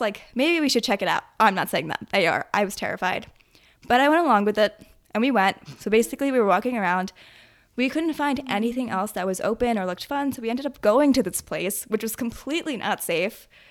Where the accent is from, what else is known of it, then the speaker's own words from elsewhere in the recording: New Jersey, United States; where I grew up in Jersey, we also have a really, really close knit group of family friends.